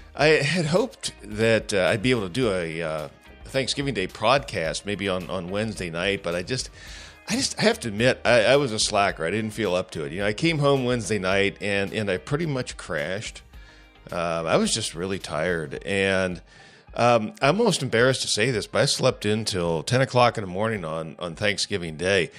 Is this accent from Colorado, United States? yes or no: no; Ohio, United States; I'm from Ohio